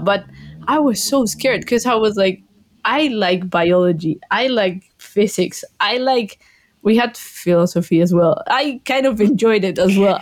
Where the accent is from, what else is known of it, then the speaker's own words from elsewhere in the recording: Colombia; English is a second language; moved away as an adult; also born or lived in Glasgow, United Kingdom; now in Cheltenham, United Kingdom; I'm from Colombia, same I had to learn English